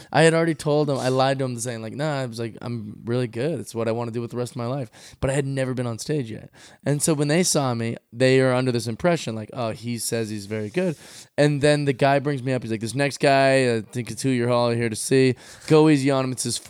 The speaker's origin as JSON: {"language": "English", "town": "Seattle", "region": "Washington", "country": "United States"}